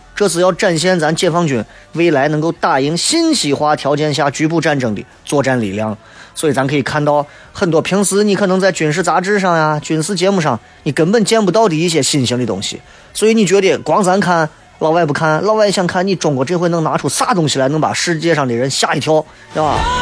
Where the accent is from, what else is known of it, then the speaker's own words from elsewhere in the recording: China; 作为一个中国人来讲